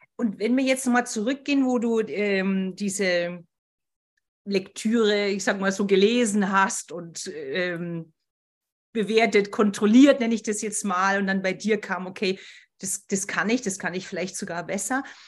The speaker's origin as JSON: {"language": "German", "town": "Berchtesgaden", "region": "Bavaria", "country": "Germany", "tie": "born or raised there", "moved": "yes", "said": "das ist ja meine alte Heimat, Berchtesgaden"}